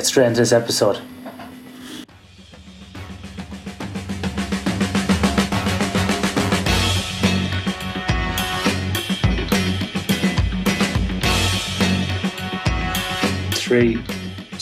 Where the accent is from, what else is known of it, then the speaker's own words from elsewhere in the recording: Australia; accent: Australian; also born or lived in Perth, Australia; I have got my Australian accent and it's very strong